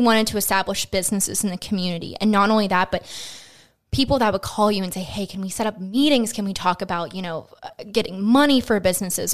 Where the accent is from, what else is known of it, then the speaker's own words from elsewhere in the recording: Greensburg, Pennsylvania, United States; I'm born and raised from Greensburg, so I was born up in West Moreland Hospital, um, and then I went to Hempfield, K through twelve